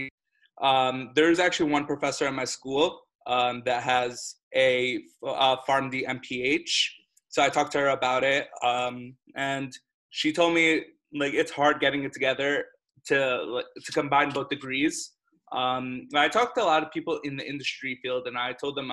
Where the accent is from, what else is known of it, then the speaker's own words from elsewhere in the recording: New Jersey, United States; moved away as an adult; now in Hartford, United States; I grew up in New Jersey.